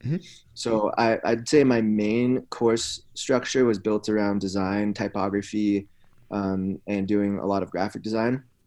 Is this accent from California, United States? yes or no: yes; Santa Cruz, California, United States; I grew up in a town in California called Santa Cruz